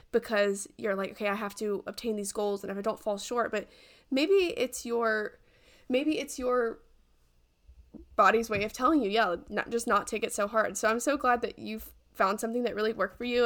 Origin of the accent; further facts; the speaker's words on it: the South, United States; growing up in Southern culture